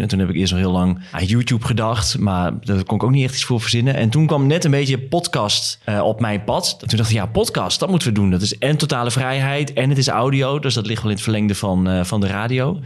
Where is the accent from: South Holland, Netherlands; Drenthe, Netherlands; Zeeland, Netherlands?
Drenthe, Netherlands; Emmen; moved away as an adult; also born or lived in Hilversum; Ik kwam inderdaad uit Emmen en... 23, eh, ging naar Hilversum.